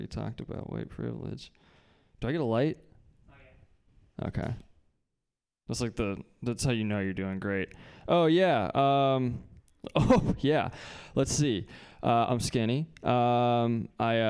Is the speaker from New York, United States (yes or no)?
no; Bay Area, California, United States; we learn, like, a different kind of supremacy when you grow up in the Bay Area